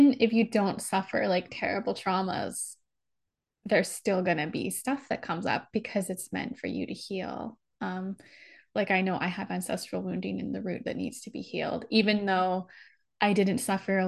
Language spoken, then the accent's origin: English; United States; I'm American